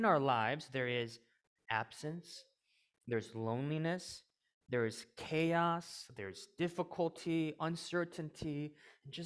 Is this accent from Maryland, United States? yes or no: no; suburbs of St. Louis, Missouri, United States; moved away as an adult; now in Chicago, United States; I was born in the suburbs of St. Louis